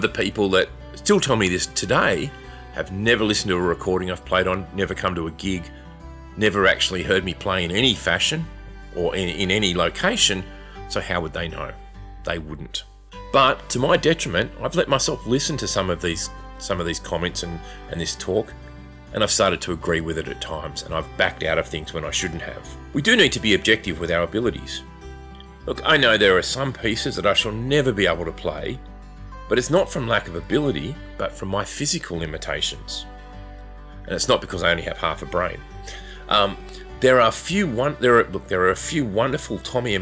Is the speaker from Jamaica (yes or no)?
no; Australia; we're Australian